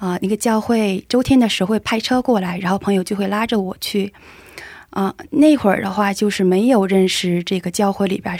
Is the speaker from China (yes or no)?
yes; Weihai, Shandong, China; moved away as an adult; now in South Korea; 然后我之前来韩国留学，现在毕业了，在韩国工作